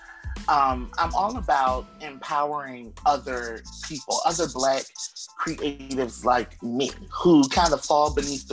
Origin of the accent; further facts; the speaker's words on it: Atlantic City, New Jersey, United States; also born or lived in Camden, New Jersey / Philadelphia, Pennsylvania; I was born and raised in Atlantic City, New Jersey, and then Camden, New Jersey, and then Philly